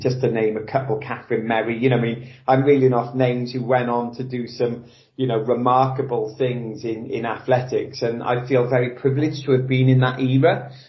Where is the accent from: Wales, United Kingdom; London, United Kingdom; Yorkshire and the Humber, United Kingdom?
Wales, United Kingdom; South; also born or lived in Nottingham; grew up in South Wales. Um, actually, I was born in Nottingham of all, all places